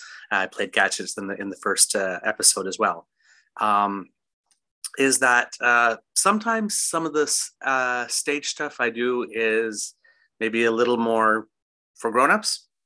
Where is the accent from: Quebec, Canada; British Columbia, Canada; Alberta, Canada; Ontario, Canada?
Ontario, Canada; Ottawa; moved away as an adult; now in Kingston, Canada; I've been in Kingston now for about 7 years. I'm originally from Ottawa and got my start over there